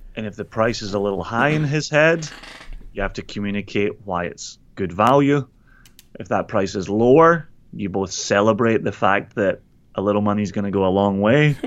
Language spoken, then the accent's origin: English; Scotland, United Kingdom; my Scottish legitimacy